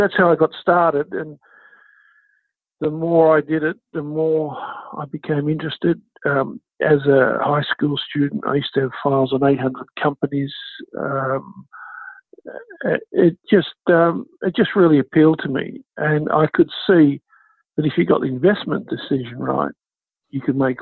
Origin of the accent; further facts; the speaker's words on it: Canberra, Australian Capital Territory, Australia; I grew up in Canberra